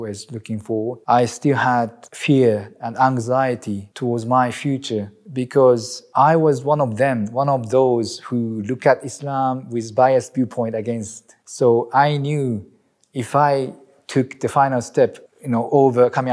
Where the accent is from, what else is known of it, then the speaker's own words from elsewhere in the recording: Aichi, Japan; moved away as an adult; also born or lived in Melbourne, Australia; now in Chiba, Japan; I'm from Japan, originally from Aichi, which is the middle of Japan, and currently living in Chiba next to Tokyo